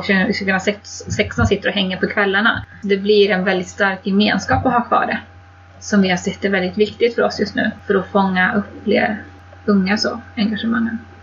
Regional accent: Kil, Värmland, Sweden; där jag är ifrån, från Värmland i Kil

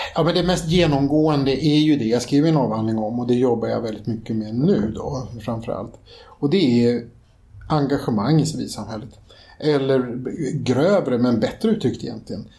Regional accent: Stockholm, Stockholm County, Sweden; växte jag upp i en kommun där, eller en, en förort till Stockholm

